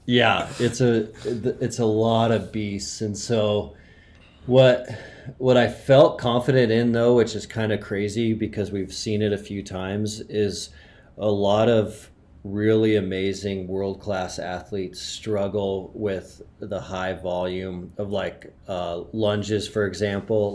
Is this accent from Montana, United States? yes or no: yes; Montana, United States; I grew up in Montana